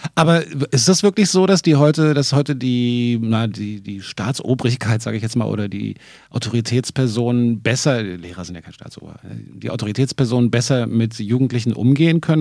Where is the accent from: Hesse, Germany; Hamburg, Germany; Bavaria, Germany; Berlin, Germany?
Berlin, Germany; ich musste als Berliner natürlich nicht unbedingt weg aus der Stadt